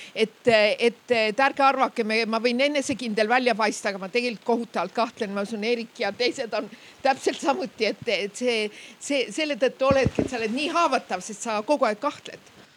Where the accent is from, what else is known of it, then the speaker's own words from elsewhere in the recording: Räpina, Põlva County, Estonia; ma olen ka Lõuna-Eestist pärit, meie Räpina poed